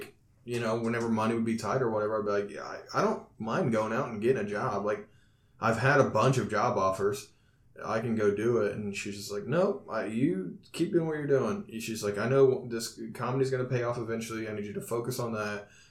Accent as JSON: {"language": "English", "area": "Owen County", "region": "Indiana", "country": "United States", "said": "I'm from Owen County"}